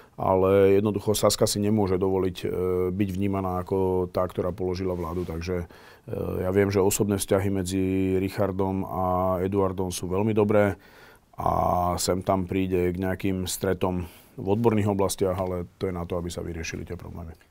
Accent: Slovakia; bol som jeden z prvých Erasmus študentov zo Slovenska

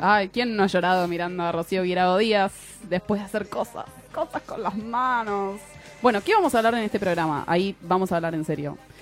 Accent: Lanús, Buenos Aires Province, Argentina; Yo soy de Lanús, que queda un poquito más lejos que Bariloche

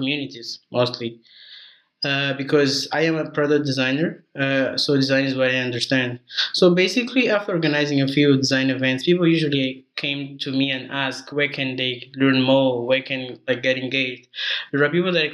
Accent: Mozambique; also born or lived in South Africa; I'm original from Mozambique

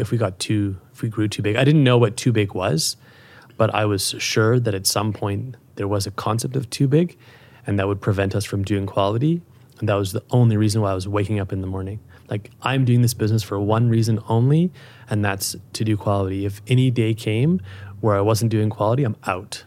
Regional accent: Calgary, Alberta, Canada; moved away as an adult; also born or lived in Europe; It's my hometown. It's where I grew up

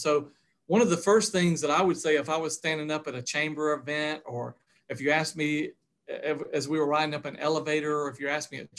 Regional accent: North Augusta, South Carolina, United States; also born or lived in Columbia, South Carolina; I'm a native of North Augusta, South Carolina. I love saying that, especially since I work in South Carolina now. Over all these years, I have, I grew up there in North Augusta. I've lived across the river in Augusta for quite

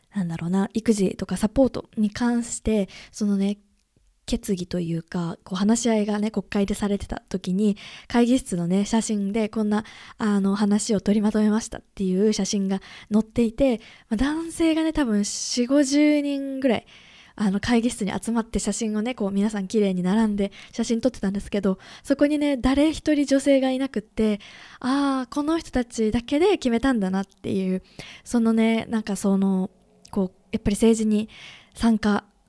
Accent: Japan; 私もね、日本で生まれて、育って、生活してきた

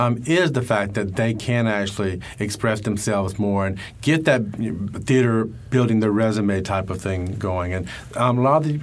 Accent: Orlando, Florida, United States; now in New York, United States; I came here from Orlando, Florida. I've been here in New York for about 3 years.

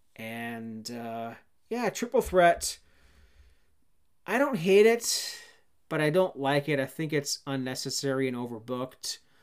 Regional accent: Cannington, Ontario, Canada; moved away; My hometown of Cannington, Ontario, Canada

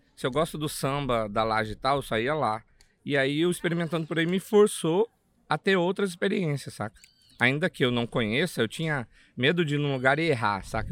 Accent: Cuiabá, Mato Grosso, Brazil; accent: Cuiabá; eu sou lá do CPA, para quem é de Cuiabá ou já foi em Cuiabá, sabe que CPA é uma quebrada lá

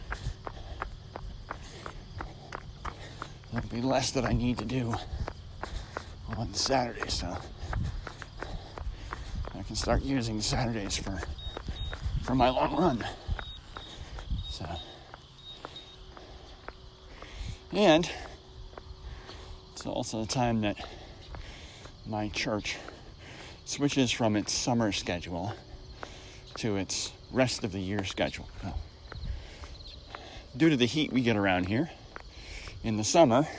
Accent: New York, United States; moved away; growing up in New York

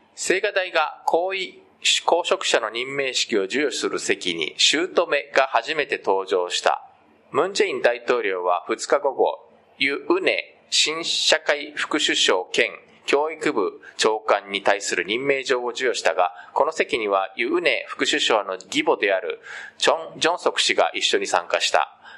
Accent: Japan; also born or lived in South Korea; 日本生まれ韓国在住経験あり仕事でたまに聞きしている日本人

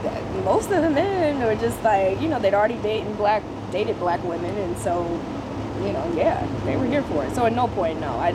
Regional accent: North Carolina, United States; moved away; I'm originally from North Carolina

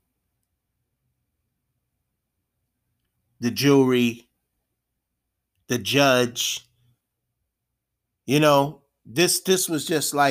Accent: United States; I was born and raised here in America

